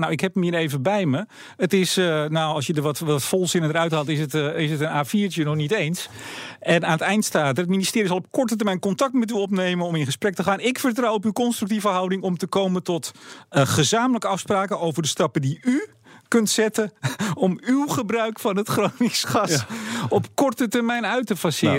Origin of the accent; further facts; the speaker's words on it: Netherlands; als Nederlanders